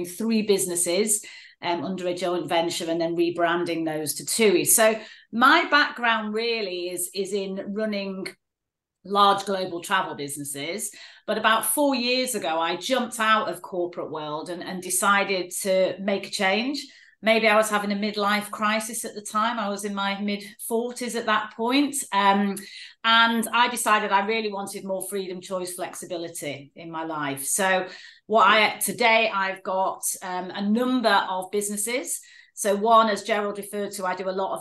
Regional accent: Manchester, North West England, United Kingdom; Grew up in a place called Stretford.

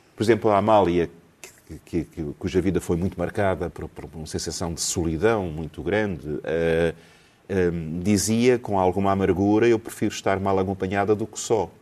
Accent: Lisbon, Portugal; eu nasci em Alfama

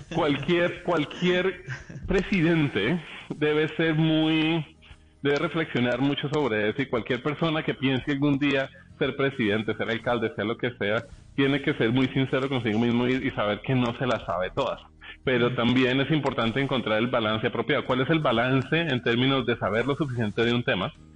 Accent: Colombia; somos colombianos

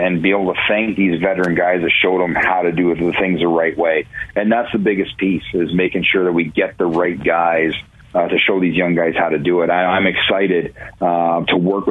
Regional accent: Ontario, Canada; moved away; also born or lived in Cleveland, Ohio; growing up in Ontario

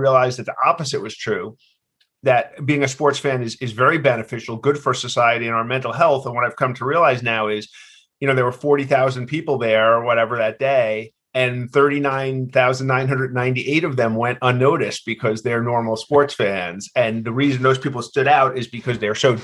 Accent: New York City, New York, United States; I grew up in Queens in New York City.

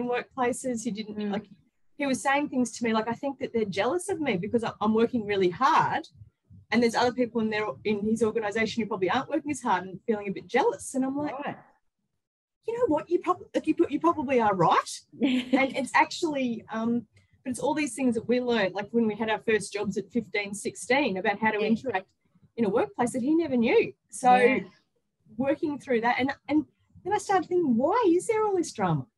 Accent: Australia; an Australian

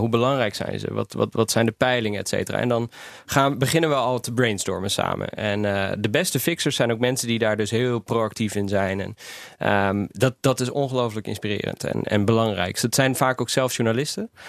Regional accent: Netherlands; also born or lived in Albania; Ik als West-Europeaan, als Nederlander

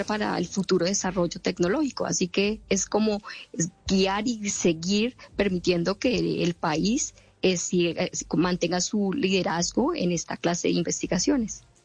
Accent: Bogotá, Colombia; moved away as an adult; now in United States; Yo nací en Bogotá

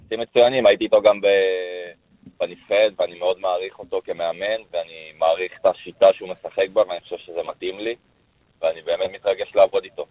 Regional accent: Jerusalem, Jerusalem District, Israel; אני גדלתי בירושלים.

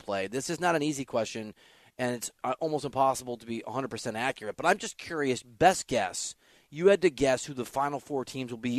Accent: Iowa, United States; I grew up in Iowa, and you know, if you grow up in a Hawkeye household

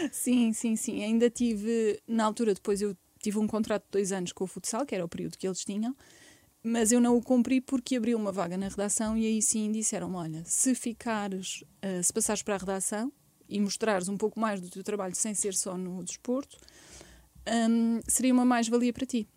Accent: Barreiro, Setúbal, Portugal; eu nasci no Barreiro

